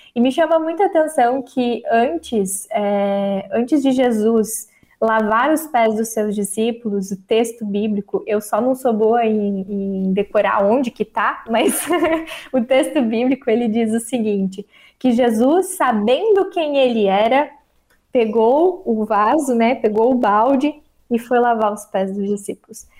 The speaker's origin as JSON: {"language": "Portuguese", "town": "São Bento do Sul", "region": "Santa Catarina", "country": "Brazil", "tie": "born or raised there", "moved": "as an adult", "lives_now": "Timbó, Brazil", "said": "eu sou natural de São Bento do Sul, Santa Catarina"}